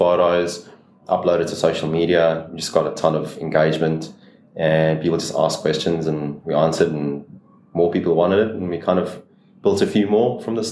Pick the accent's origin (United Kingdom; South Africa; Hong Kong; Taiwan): South Africa; moved away as an adult; also born or lived in Brisbane, Australia; now in Queensland, Australia; As you can hear from my accent, I'm obviously from South Africa.